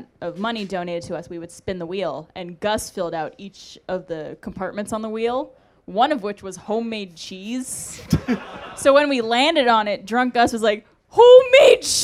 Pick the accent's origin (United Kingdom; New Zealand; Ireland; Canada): Canada; Montreal, Quebec; moved away; I'm from Montreal, too. Originally